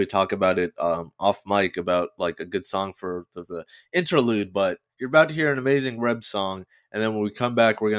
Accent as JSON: {"language": "English", "region": "Georgia", "country": "United States", "tie": "born or raised there", "said": "because I definitely did not have queer role models growing up in Georgia."}